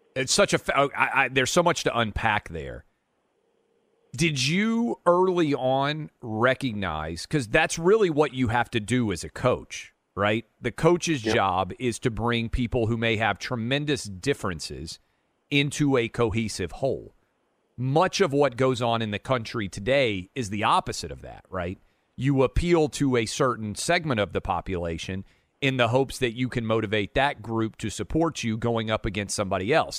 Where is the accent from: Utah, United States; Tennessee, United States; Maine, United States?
Tennessee, United States; Nashville; moved away as an adult; I grew up in Nashville